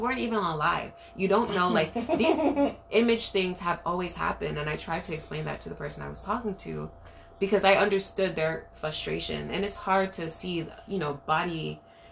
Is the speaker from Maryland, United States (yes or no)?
no; New York City, New York, United States; growing up in Brooklyn, like, you go to all these dance hall parties